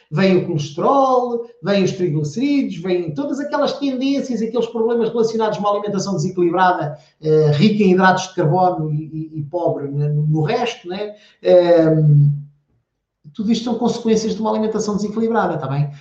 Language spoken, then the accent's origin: Portuguese; the interior of Portugal, Portugal; eu sou do interior, eu não, sou, eu não nasci em Portugal, mas vivi a minha infância toda no interior